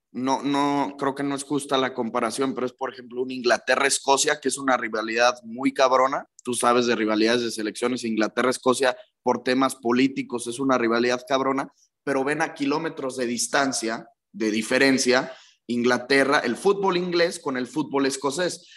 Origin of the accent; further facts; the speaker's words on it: Mexico; siendo mexicano